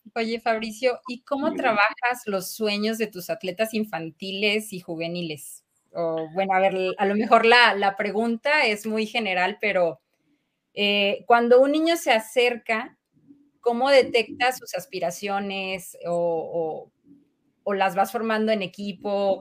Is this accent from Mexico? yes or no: yes; Mexico; como buen mexicano